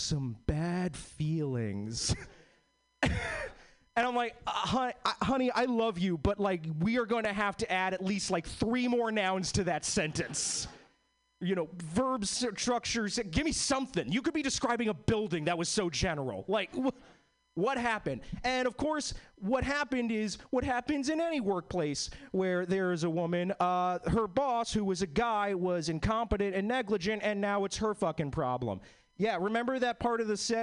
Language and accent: English; East Coast, United States; now in Seattle, United States; I'm originally was born and bred in the East Coast. All my family is from like Boston and New York